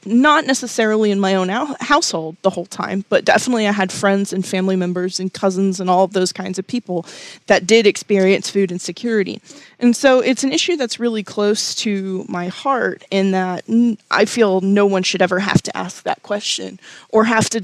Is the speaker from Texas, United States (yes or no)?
yes; Texas, United States; moved away as an adult; also born or lived in Florida; now in Virginia, United States; I grew up in Texas, so I'm very familiar with that region of the country.